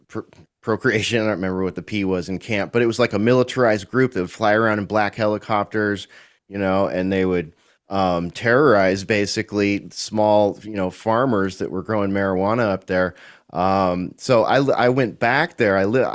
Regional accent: California, United States; I'm from California, lived most of my life in California, born in the far northern part of California

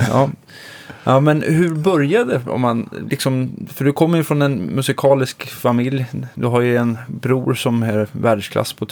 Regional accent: Sollentuna, Stockholm County, Sweden; born or raised there; moved away

